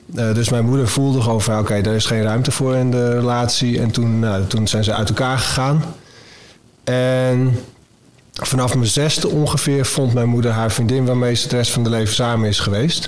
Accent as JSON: {"language": "Dutch", "town": "Middelie", "region": "North Holland", "country": "Netherlands", "tie": "born or raised there", "said": "En toen woonden we in uh, eh, Middelie, klein dorpje, in, eh, langs een kanaal met veel weilanden, koeien, weet je wel. Echt een soort, eh, dat, mijn, jeugdplaatje daar"}